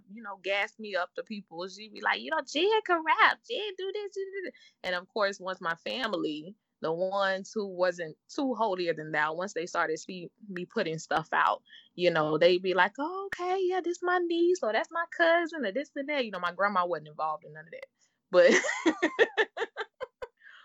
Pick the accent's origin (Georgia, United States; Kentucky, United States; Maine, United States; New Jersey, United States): Georgia, United States; Statesboro; also born or lived in Fort Lauderdale, Florida; Mom moved us when we were real young. So I was in like second, third grade. Moved us to a small town called Statesboro, Georgia